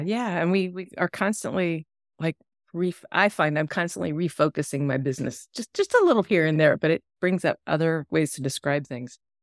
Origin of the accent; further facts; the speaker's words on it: East Coast, United States; moved away; I grew up on the East Coast, and it's, you know, overpopulated and highways